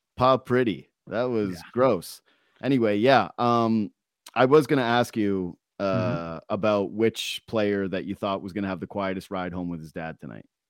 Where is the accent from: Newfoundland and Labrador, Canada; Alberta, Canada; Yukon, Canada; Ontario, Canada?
Yukon, Canada; growing up in the Yukon and you play on the the the, the provincial team or the territory team